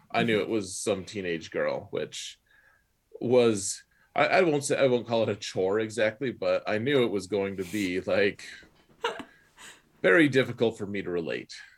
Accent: Wyoming, United States; growing up in Wyoming

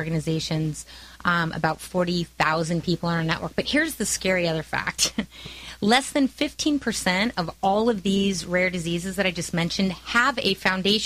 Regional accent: California, United States; also born or lived in San Francisco; I was born and raised here in California, moved to San Francisco.

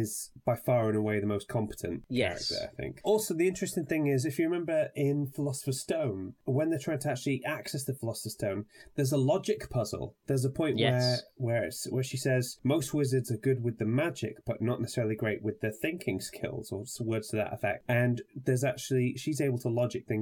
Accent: Wales, United Kingdom; being Welsh

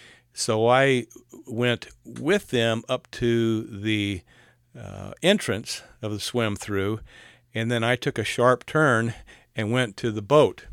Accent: South Carolina, United States; I was raised in South Carolina, and I know the Cooper River.

